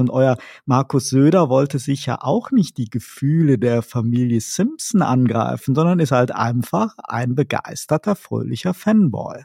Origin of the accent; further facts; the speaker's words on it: Rhineland, Germany; moved away; in die alte Heimat, das Rheinland